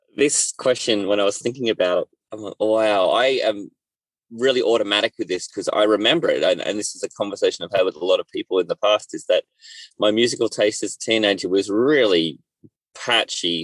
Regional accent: Australia; I'm Australian and I've uh, lived in Australia my whole life

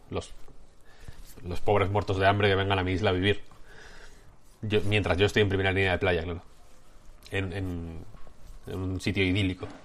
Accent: León, Castile and León, Spain; now in Madrid, Spain; yo soy de León, ¿eh?

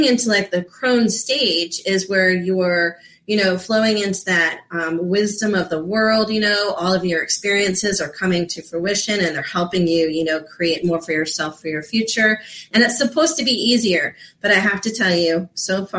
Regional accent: Florida, United States; I grew up in Florida

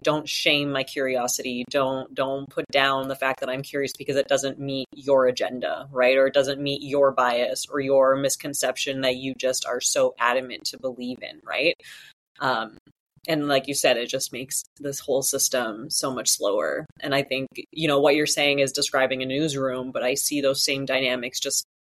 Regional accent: Sault Ste. Marie, Ontario, Canada; I grew up in Northern Ontario in Sault Ste. Marie, and we actually have a residential school here

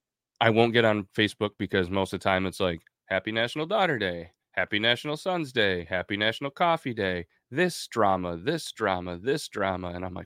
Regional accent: Scotland, United Kingdom; Well, good thing I'm Scottish.

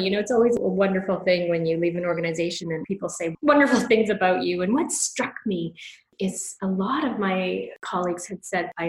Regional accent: Canada; also born or lived in London, England / Toronto, Canada; I moved from London, England, uh, where I was doing my graduate school, to a little bit smaller uh, city, certainly in Toronto, Canada, but was much bigger than the place that I had

